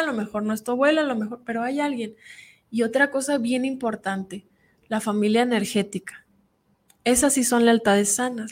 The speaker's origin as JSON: {"language": "Spanish", "region": "Sierra de Sinaloa", "country": "Mexico", "tie": "born or raised there", "moved": "yes", "said": "yo vengo de la sierra de Sinaloa, donde no conoce uno ni las chanclas, donde no hay comida, no había luz, andábamos llenas de piojos"}